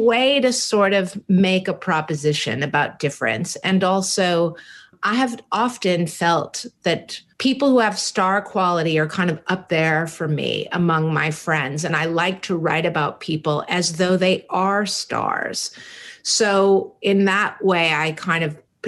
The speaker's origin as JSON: {"language": "English", "town": "San Francisco", "region": "California", "country": "United States", "tie": "born or raised there", "said": "when I was probably 10 or 11 years old, growing up in San Francisco in the Haight-Ashbury"}